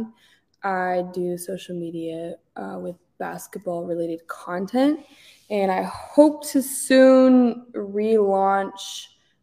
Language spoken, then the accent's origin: English; Washington, United States; moved away as an adult; also born or lived in Syracuse, New York; now in Los Angeles, United States; I am from Washington State. The Washington that has Seattle in it